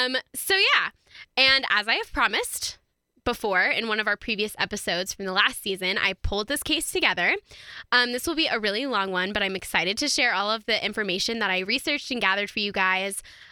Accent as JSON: {"language": "English", "town": "Denver", "region": "Colorado", "country": "United States", "tie": "born or raised there", "said": "I grew up here in Colorado for my entire life. I was born here in Denver. I went to school here for all of my schooling years."}